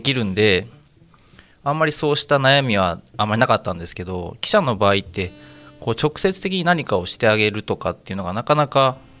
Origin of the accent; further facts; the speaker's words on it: Uji, Kyoto, Japan; accent: Kansai; also born or lived in Kobe; now in Osaka, Japan; 私なんかは京都の宇治出身